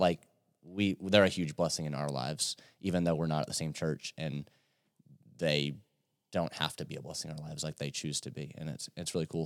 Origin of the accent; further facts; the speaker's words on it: Yorktown, Virginia, United States; moved away as an adult; now in London, Kentucky, United States; I'm from Yorktown, Virginia